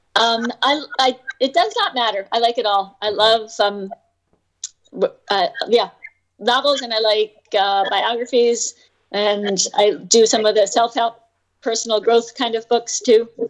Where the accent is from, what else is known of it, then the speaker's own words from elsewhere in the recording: New York, United States; I grew up in New York too.